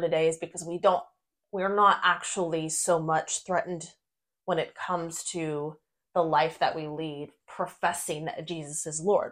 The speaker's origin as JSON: {"language": "English", "country": "United States", "tie": "born or raised there", "said": "we were both born and raised in the United States"}